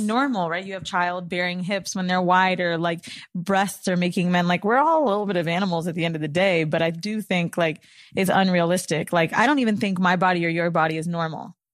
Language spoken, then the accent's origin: English; Florida, United States; now in New York, United States; I'm from Florida